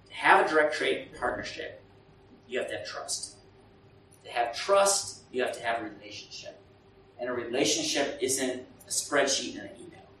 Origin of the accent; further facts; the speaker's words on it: Burundi; English is a second language; I come from Burundi where there's so many NGOs and the UN and the World Bank